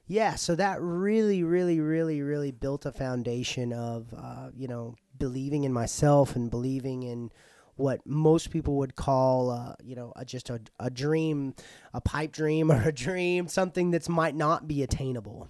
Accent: Paris, Texas, United States; I was born here in Paris at McChristian Ho-, McChristian Hospital

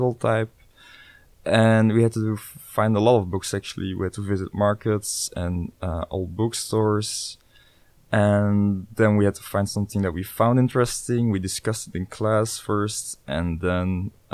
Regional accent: Brussels, Brussels-Capital Region, Belgium; moved away as an adult; also born or lived in Ghent, Belgium; now in The Hague, Netherlands; I'm 23 years old and I'm from Brussels, Belgium

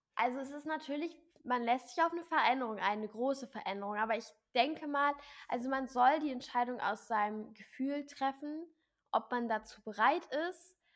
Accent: near Braunschweig, Hanover, Lower Saxony, Germany; moved away as an adult; now in Hamburg, Germany; ich komme aus Nähe Braunschweig, Hannover

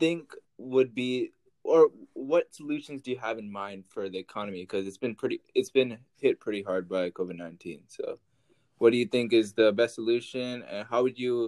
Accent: Texas, United States; I'm from Texas

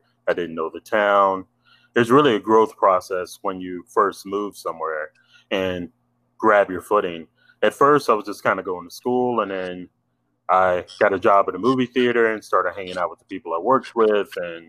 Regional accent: Lynchburg, Virginia, United States; moved away as an adult; now in Orlando, United States; Yeah, so I was born and raised in Lynchburg, Virginia. And I moved here to Orlando, Florida after I graduated at 18. So at this point, I've been in Orlando longer than I've been in Lynchburg, but I've still got a bunch of family back there

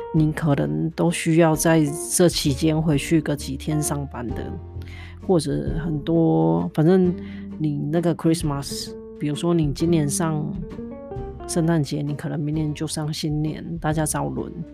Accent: southern Taiwan, Taiwan; now in North America; 其实小时候我在台湾南部长大，那南部就是比较温暖嘛

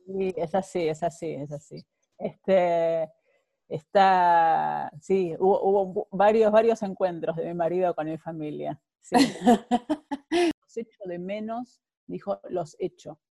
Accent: Buenos Aires, Argentina; moved away as an adult; now in Netherlands; soy de Buenos Aires, llegué ya hace 19 años, a, casi 19 años a, Holanda

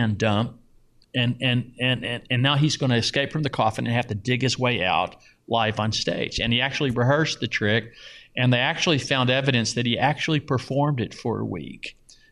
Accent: Louisville, Kentucky, United States; now in Las Vegas, United States; I grew up mainly in Louisville in the suburbs, middle class neighborhood in the suburbs.

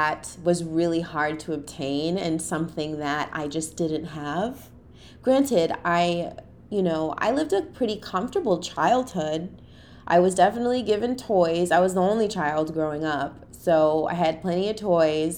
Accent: Boston, Massachusetts, United States; I grew up in the inner city, you know, I'm from Boston. So I grew up in Roxbury

